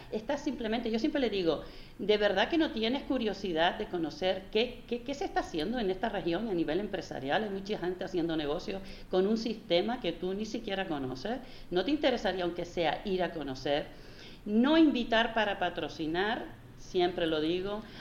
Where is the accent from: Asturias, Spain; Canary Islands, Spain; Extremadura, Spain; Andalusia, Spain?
Canary Islands, Spain; Pienso que aquí somos canarios, ¿no? Nos gustan las cosas de otra manera, más cercana